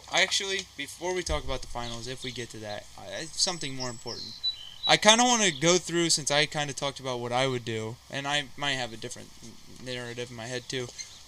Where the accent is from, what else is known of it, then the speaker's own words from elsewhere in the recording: Ohio, United States; we're both from Ohio.